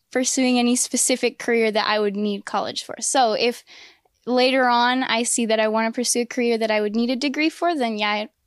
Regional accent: El Paso, Texas, United States; I'm 16 from El Paso, Texas.

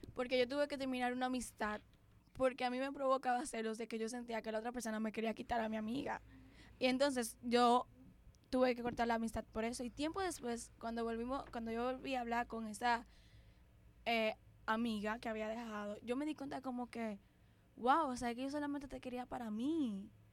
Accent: Dominican Republic; somos dominicanas. Y aquí en República Dominicana

